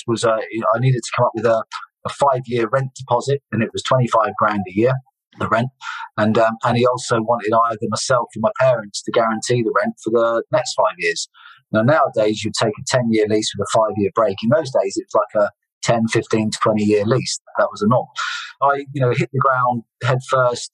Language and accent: English; Guildford, South East England, United Kingdom; moved away as an adult; also born or lived in Salisbury; my hometown, Guildford in Surrey